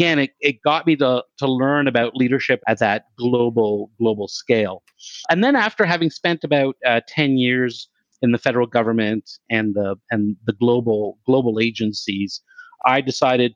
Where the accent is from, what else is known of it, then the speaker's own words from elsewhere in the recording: Canada; I'm Canadian